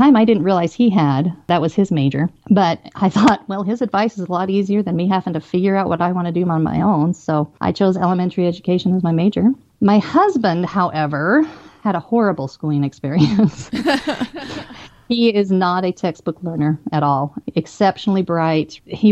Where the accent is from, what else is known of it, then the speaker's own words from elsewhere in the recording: Twin Falls, Idaho, United States; I grew up mostly in the Twin Falls area